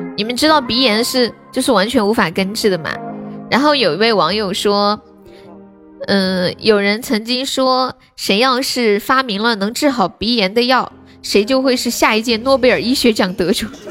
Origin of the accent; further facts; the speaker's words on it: Sichuan, China; 我是四川人